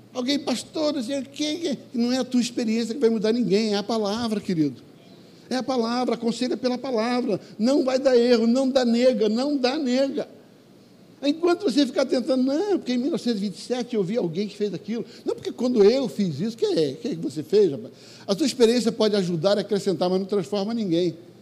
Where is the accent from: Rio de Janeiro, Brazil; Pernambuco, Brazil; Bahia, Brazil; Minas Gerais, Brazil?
Rio de Janeiro, Brazil; Eu sou carioca do Vidigal